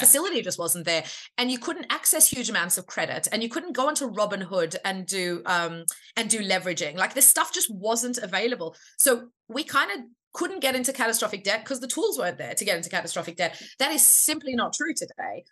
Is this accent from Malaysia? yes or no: no; Australia; I'm Australian